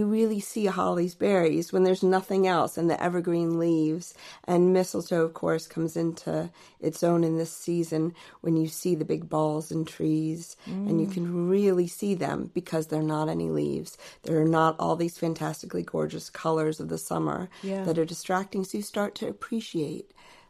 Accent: Alexandria, Virginia, United States; moved away as an adult; now in United Kingdom; So originally I'm from Alexandria, Virginia.

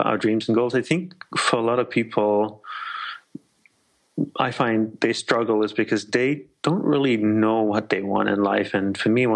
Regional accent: Australia; born or raised there; moved away as an adult; also born or lived in Malaysia / Hawaii / Sri Lanka (ancestry); now in United States

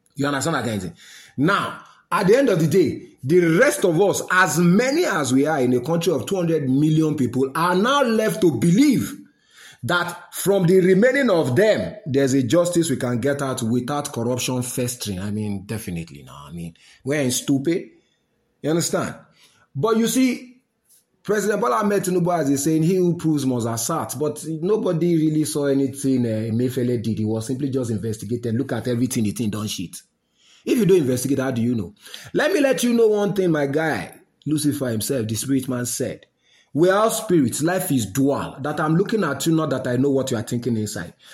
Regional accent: Nigeria; I know this as a Nigerian

